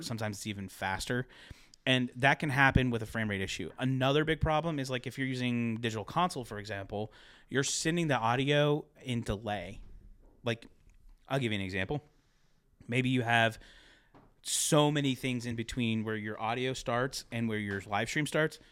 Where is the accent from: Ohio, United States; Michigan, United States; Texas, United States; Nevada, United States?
Ohio, United States; moved away; also born or lived in Pittsburgh, Pennsylvania / Philadelphia, Pennsylvania; I'm from Ohio as well, but, like, I lived in Pittsburgh, Philly for a long time